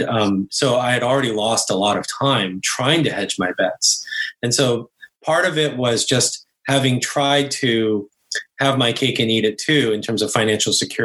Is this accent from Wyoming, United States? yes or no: no; Bay Area, California, United States; also born or lived in Korea / East Coast; I was born in Korea, and I moved to the States when I was 5 and grew up in the Bay Area.